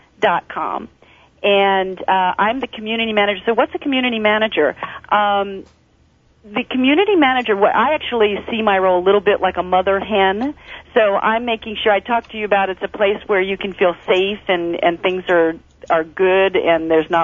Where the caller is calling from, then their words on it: Las Vegas, Nevada, United States; I'm calling from Las Vegas, and I was attending yesterday the Executive and Entrepreneur Conference here